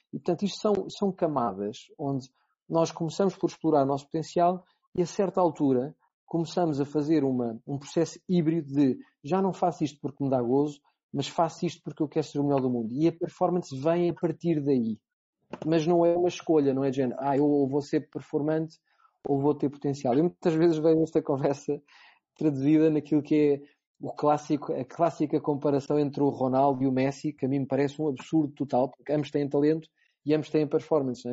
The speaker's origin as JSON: {"language": "Portuguese", "country": "Portugal", "said": "enquanto português"}